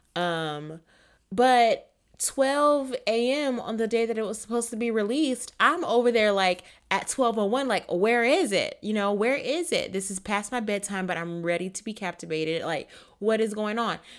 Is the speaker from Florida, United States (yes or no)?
yes; Florida, United States; my home state of Florida